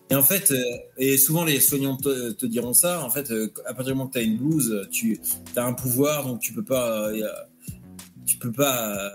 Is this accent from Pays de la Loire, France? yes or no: no; Normandy, France; moved away; Je suis un Normand